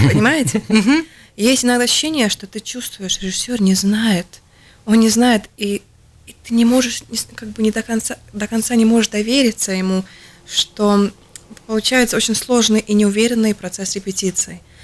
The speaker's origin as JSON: {"language": "Russian", "country": "Latvia", "said": "я латышка в русском театре"}